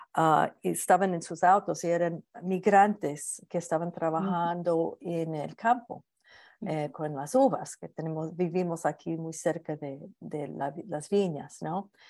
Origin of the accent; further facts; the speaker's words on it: New York, United States; now in Northern California, United States; Yo soy de Nueva York